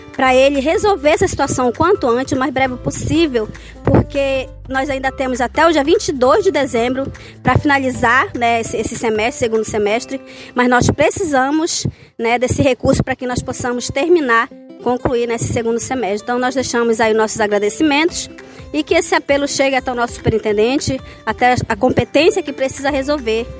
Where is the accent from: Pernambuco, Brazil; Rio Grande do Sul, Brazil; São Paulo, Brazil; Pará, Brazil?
Pará, Brazil; Oriximiná; sou do município de Oriximiná